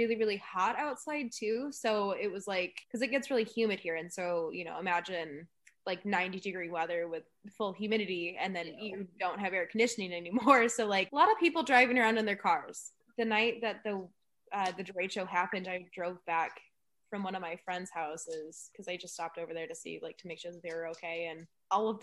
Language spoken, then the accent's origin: English; Midwest, United States; I'm obviously from the Midwest